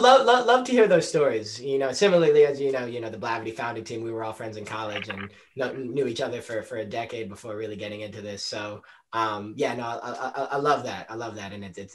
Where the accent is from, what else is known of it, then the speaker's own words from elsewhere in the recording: Rhode Island, United States; coming from the East Coast, you know, I grew up in Rhode Island